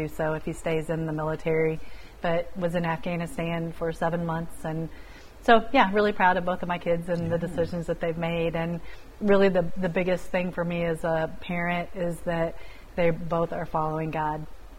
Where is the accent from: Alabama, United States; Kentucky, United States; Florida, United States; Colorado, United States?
Kentucky, United States; moved away as an adult; now in Iowa, United States; even though I grew up in Kentucky. And so that's how I ended up back in Iowa after, several generations of our family lived here.